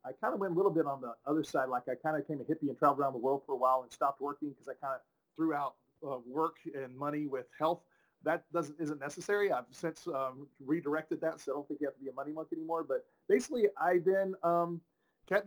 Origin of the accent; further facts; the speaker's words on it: Tyler, Texas, United States; moved away; I'm originally from Tyler, Texas